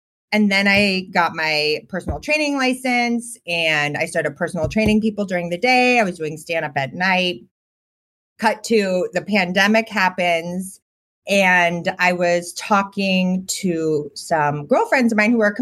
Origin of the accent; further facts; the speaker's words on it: Boston, Massachusetts, United States; I grew up in Boston with like very nerdy parents.